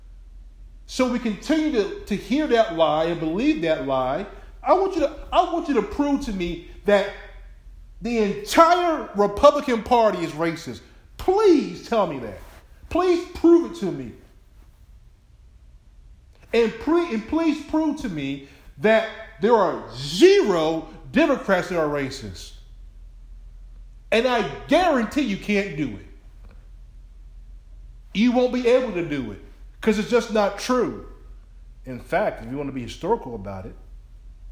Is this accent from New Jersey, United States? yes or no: yes; Willingboro, New Jersey, United States; moved away; my own city I grew up in New Jersey, Willingboro, New Jersey